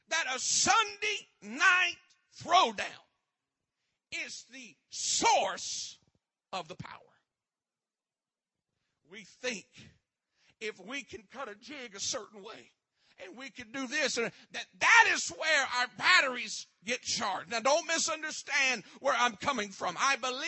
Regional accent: Westlake, United States; I come from Westlake

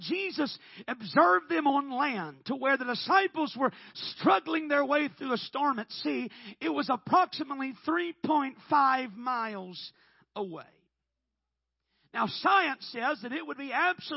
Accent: Oklahoma, United States; I'm from Oklahoma

